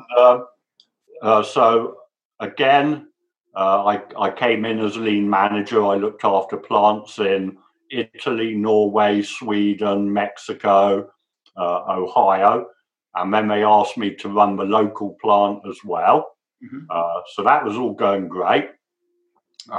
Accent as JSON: {"language": "English", "region": "England", "country": "United Kingdom", "moved": "as an adult", "lives_now": "United States", "said": "I'm English"}